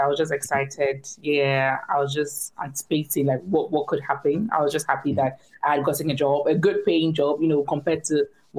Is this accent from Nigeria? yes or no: no; Ghana; moved away as an adult; now in United Kingdom; I'm originally from Ghana. That's where I trained as a nurse. And then I relocated to the UK to practice as a nurse. So I've been in the UK for about 4 years now